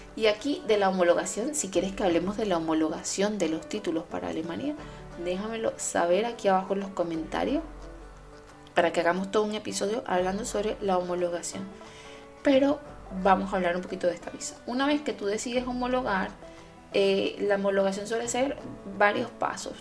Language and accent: Spanish; Venezuela; now in Germany; yo como venezolana